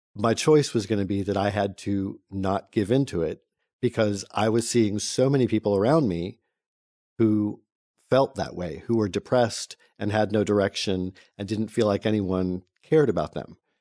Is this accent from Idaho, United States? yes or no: no; North Carolina, United States; I was born in North Carolina a million years ago